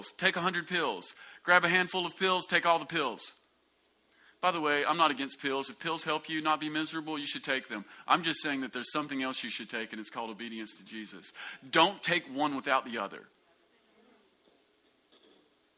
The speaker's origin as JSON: {"language": "English", "country": "United States", "tie": "born or raised there", "said": "you and I grew up in America"}